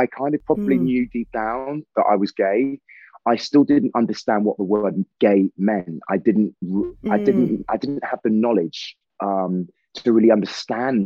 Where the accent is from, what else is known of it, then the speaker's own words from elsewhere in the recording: Dorset, South West England, United Kingdom; also born or lived in Salisbury / Sidmouth, Devon / Liverpool; I was born in Salisbury. I lived in Dorset with my grandparents and my mother till I was 13. And then we moved to Devon.